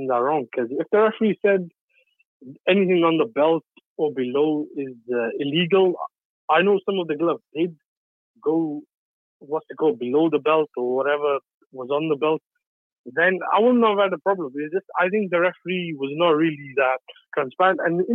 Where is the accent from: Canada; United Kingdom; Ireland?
United Kingdom; I'm British